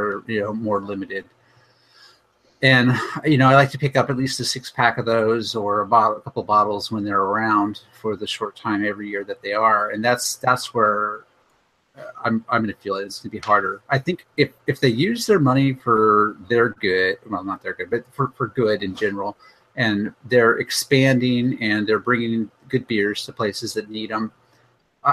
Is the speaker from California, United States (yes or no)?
yes; Petaluma, California, United States; Lagunitas is literally my hometown brewer